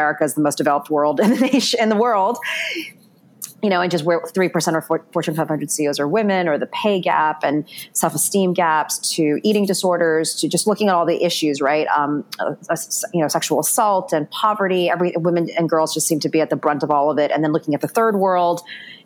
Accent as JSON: {"language": "English", "town": "New York City", "region": "New York", "country": "United States", "tie": "born or raised there", "said": "I grew up in New York City, went to an all girls high school, daughter of immigrant Chinese parents"}